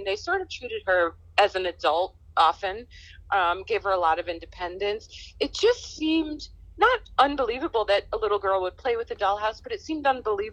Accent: New York City, New York, United States; also born or lived in Boston; I grew up in New York

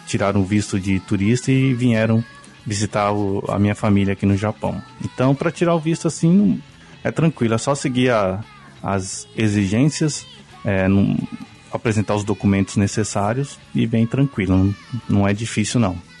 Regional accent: São Paulo, Brazil; moved away as an adult; also born or lived in Guarulhos / Lorena; now in Japan; eu sou de São Paulo, Morei bastante tempo em Guarulhos, também já morei em Lorena, que é interior de São Paulo.

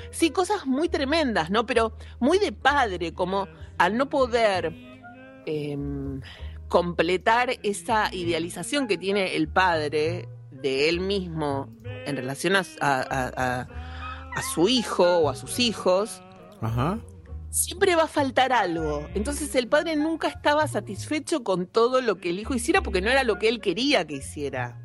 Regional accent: Argentina; somos argentinos

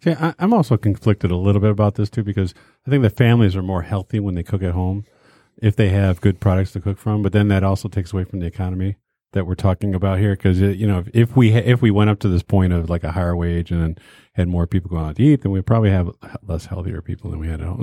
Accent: Detroit, Michigan, United States; I grew up in Detroit.

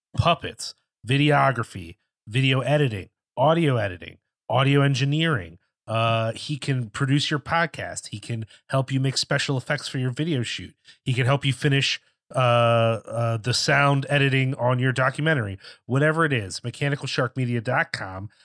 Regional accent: Philadelphia, Pennsylvania, United States; me growing up more in the Philly area

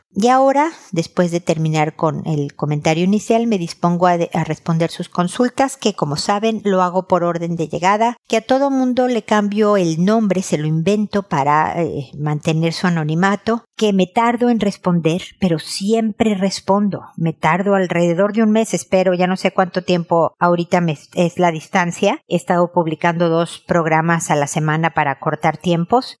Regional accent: Mexico; moved away as an adult; also born or lived in United States / Chile; cuando nos fuimos de México, de donde somos originarios, a Estados Unidos

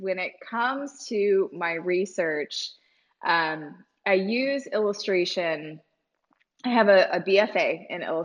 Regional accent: Virginia, United States; moved away as an adult; now in Columbia, United States; having been raised in Virginia

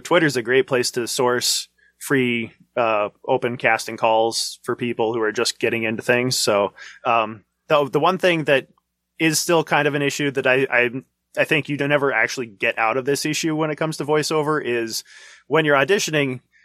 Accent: North Dakota, United States; also born or lived in Chicago; when I was two, they came back to North Dakota. My dad worked at a local machine shop mm-hmm. for a few years and then took over the family farm

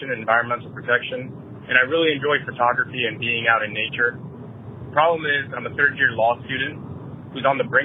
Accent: South Florida, United States; I'm 24 years old, and I'm from South Florida.

